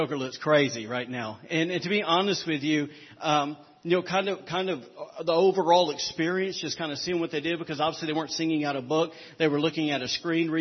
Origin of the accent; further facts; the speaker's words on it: the South, United States; I'm from the South